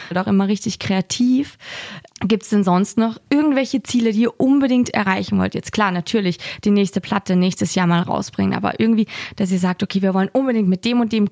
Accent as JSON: {"language": "German", "country": "Austria", "tie": "born or raised there", "said": "ich bin ja auch in Österreich aufgewachsen."}